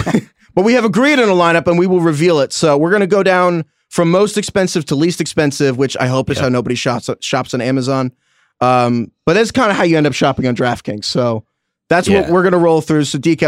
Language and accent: English; New York, United States; As a Giants fan growing up in New York, we always celebrated with Pepsi.